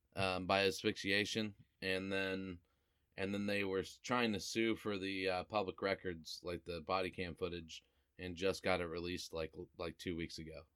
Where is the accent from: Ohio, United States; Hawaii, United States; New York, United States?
Ohio, United States; Cuyahoga Falls; I grew up in Cuyahoga Falls, where like anytime you went to a party in high school, the cops came